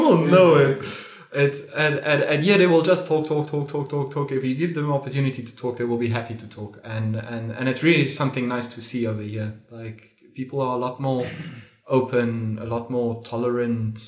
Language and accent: English; Namibia; moved away as an adult; now in Lisbon, Portugal; I'm from Namibia